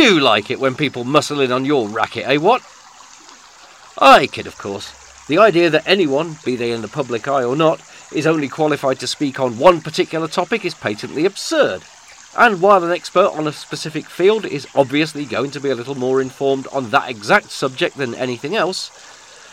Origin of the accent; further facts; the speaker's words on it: United Kingdom; we are British. And as such, as Britishers